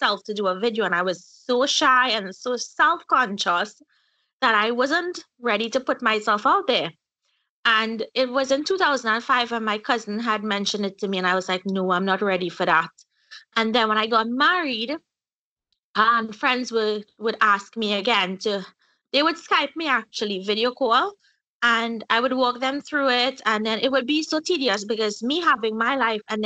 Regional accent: Trinidad & Tobago; moved away as an adult; now in Florida, United States; I'm originally from Trinidad, central Trinidad. Yeah, I grew up there.

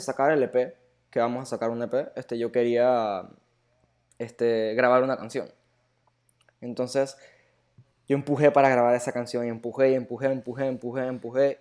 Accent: Panama; also born or lived in Germany; yo como panameño

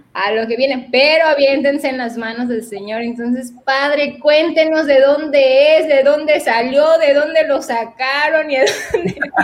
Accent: Veracruz, Mexico; now in Monterrey, Mexico; Yo soy originaria de Veracruz

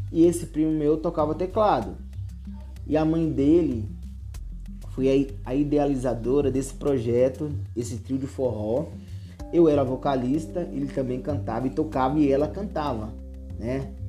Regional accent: Berilo, Minas Gerais, Brazil; now in São Paulo, Brazil; Quando você sai de uma cidade pequena, a minha cidade tem, hoje, não tem 15. A minha cidade natal, Berilo, não tem 15 mil habitantes. É uma cidade muito pequena em questão de emprego, de desenvolvimento, de recursos

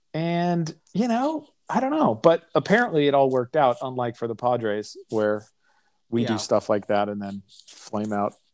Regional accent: Chicago, Illinois, United States; I was born in Chicago.

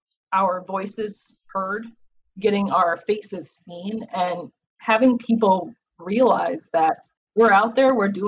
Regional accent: Wisconsin, United States; I grew up in Wisconsin.

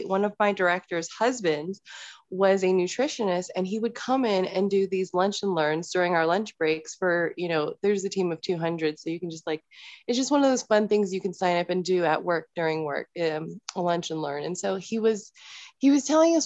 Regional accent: Northern Virginia, United States; now in Colorado, United States; I'm originally from the Northern Virginia area. I moved to Colorado and that's where I'm hanging out now

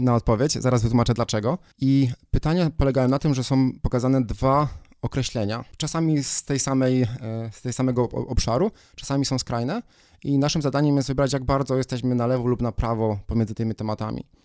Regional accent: Poland

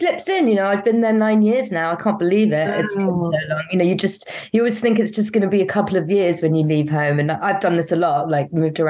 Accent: London, United Kingdom; moved away as an adult; also born or lived in Finchley / Highbury; now in Brooklyn, United States; I'm from Finchley and kind of like grew up around Camden, went to school in Camden. My parents had a restaurant in Camden. But then then I was in Highbury for years and then in East London, you know.

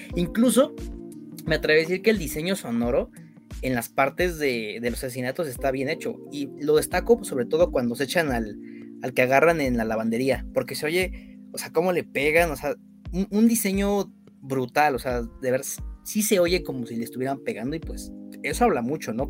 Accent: Mexico; nosotros que somos mexicanos

